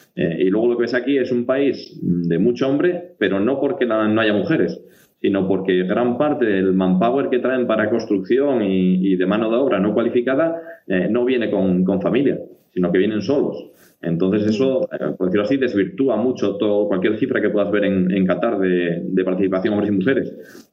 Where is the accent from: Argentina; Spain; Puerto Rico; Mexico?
Spain; Asturias; moved away; como somos los asturianos